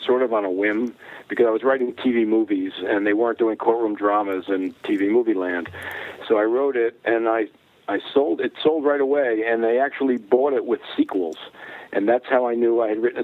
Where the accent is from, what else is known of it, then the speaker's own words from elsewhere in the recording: Paterson, New Jersey, United States; we're both from Paterson